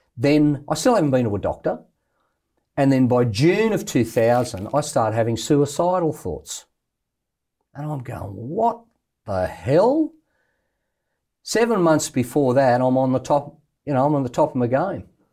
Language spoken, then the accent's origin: English; Australia; I'm an Australian bloke